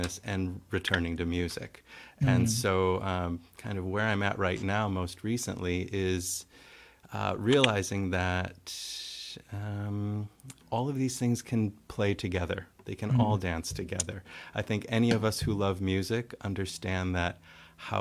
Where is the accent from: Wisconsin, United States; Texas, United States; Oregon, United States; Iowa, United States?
Wisconsin, United States; Wausau; now in Seattle, United States; I grew up in the Midwest in a town called Wausau, Wisconsin